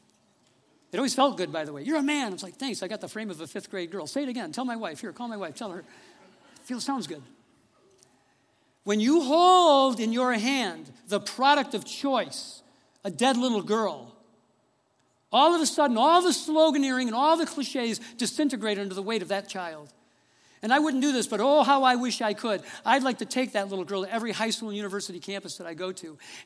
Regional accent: Detroit, Michigan, United States; moved away as an adult; also born or lived in Fort Wayne, Indiana; I grew up in Detroit in a very good home

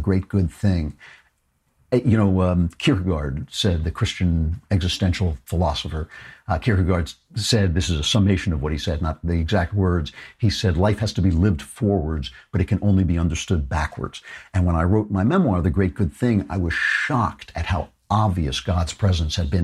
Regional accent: United States; I'm an American

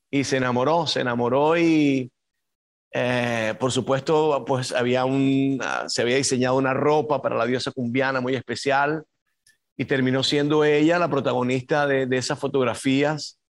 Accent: Caribbean Region, Colombia; Yo soy costeño, entonces sabes que Colombia son como cinco o seis países donde hablamos muy diferente

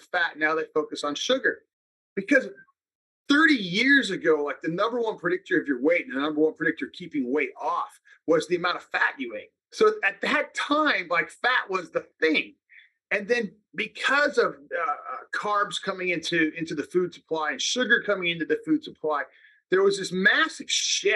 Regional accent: Salinas, California, United States; I'm from Salinas, California. I grew up working in the lettuce fields.

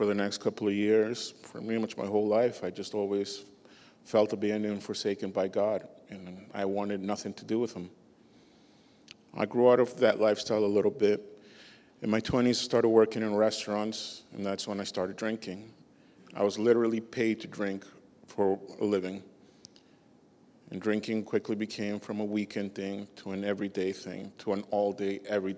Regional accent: Boston, Massachusetts, United States; also born or lived in Peru; I was born in Peru, but I grew up most of my life in Boston

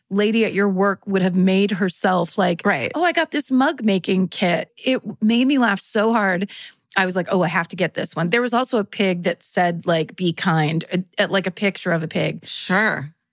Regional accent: Colorado, United States; I grew up in Western Colorado with my mom, but my dad lived in Denver, so every summer my sister and I would go stay with him.

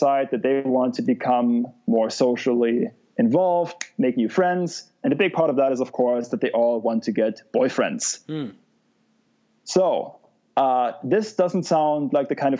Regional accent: Germany; moved away; my home country

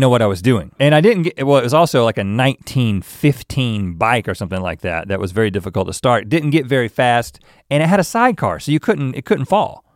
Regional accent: United States; we're the American tourists

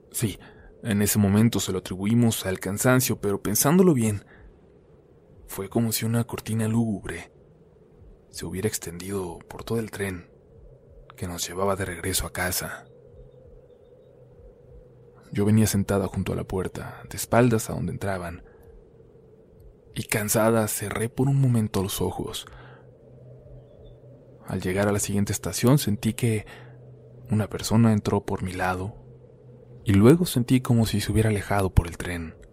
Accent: Aguascalientes, Mexico; also born or lived in Mexico City; aunque somos también de la Ciudad de México, vivimos desde pequeños en Aguascalientes.

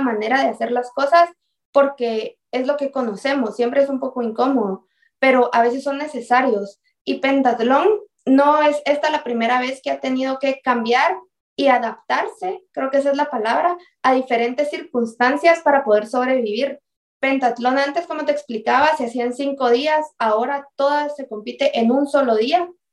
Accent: Guatemala; nosotros como guatemaltecos

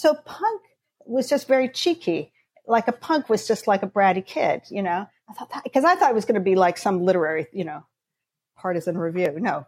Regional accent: Canada; also born or lived in London, United Kingdom; I'm Canadian, but I spent my teenage years in London, went to university, and I went back to Canada for a while. And I was in Toronto.

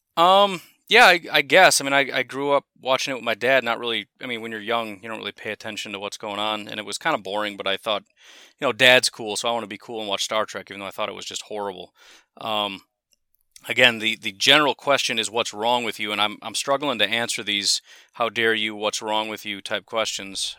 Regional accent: Illinois, United States; moved away as an adult; now in Wisconsin, United States; one of the moves I made was from Streamwood High School to Lake Park High School in Illinois

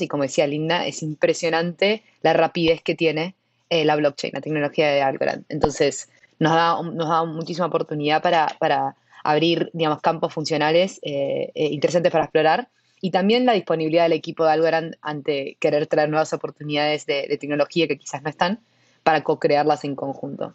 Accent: Argentina; yo soy argentina

